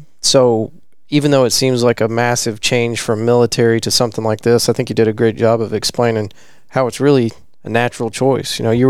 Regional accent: Abilene, Texas, United States; I'm from Abilene.

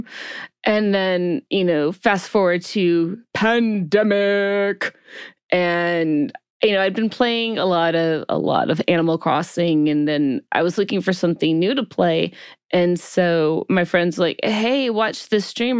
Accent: Alabama, United States; moved away as an adult; now in California, United States; I'm originally from Alabama. I transplanted to California some couple of decades ago

